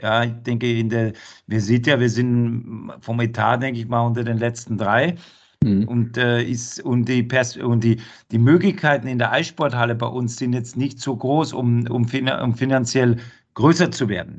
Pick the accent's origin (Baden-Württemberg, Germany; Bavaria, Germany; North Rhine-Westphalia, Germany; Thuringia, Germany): Bavaria, Germany; also born or lived in Duisburg / Cologne / Krefeld; now in Frankfurt, Germany; Wo ich herkomme, in Bayern